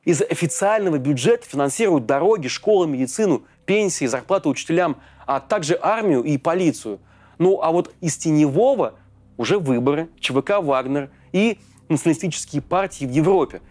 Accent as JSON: {"language": "Russian", "country": "Russia", "said": "у нас на родине, в России"}